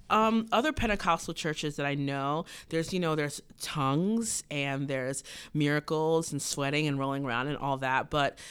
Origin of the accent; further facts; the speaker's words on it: Cincinnati, Ohio, United States; born there; Cincinnati. When they came to America, my mom found God.